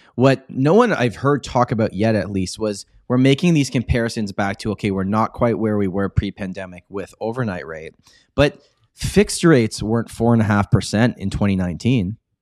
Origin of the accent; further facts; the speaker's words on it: Toronto, Ontario, Canada; I was born and raised in Toronto. Uh, pretty much been here my whole life